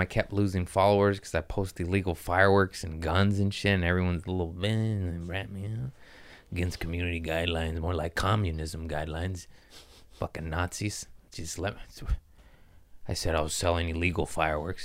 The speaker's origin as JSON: {"language": "English", "town": "Los Angeles", "region": "California", "country": "United States", "said": "I'm from Los Angeles"}